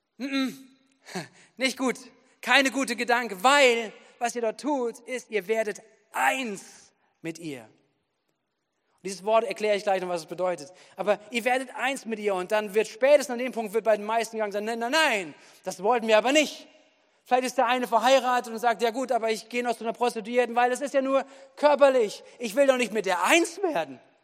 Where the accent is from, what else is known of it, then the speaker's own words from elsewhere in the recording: Wuppertal, North Rhine-Westphalia, Germany; now in Bad Kreuznach, Germany; Ich komme ja aus Wuppertal, da bin ich aufgewachsen